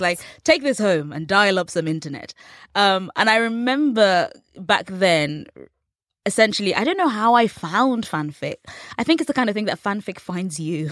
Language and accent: English; England, United Kingdom; accent: English; growing up in England